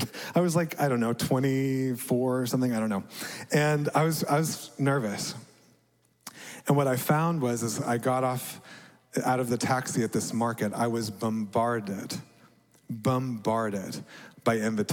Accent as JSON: {"language": "English", "town": "Dallas", "region": "Texas", "country": "United States", "tie": "born or raised there", "also_born_or_lived": "Amman, Jordan", "said": "Growing up in America as a middle-class white guy in suburban Dallas"}